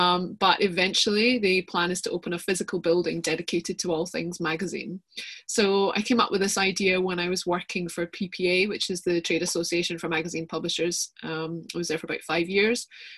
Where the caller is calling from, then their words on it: Bilston, Scotland, United Kingdom; So I am speaking from the metropolis that is Bilston, a tiny little village just outside Edinburgh.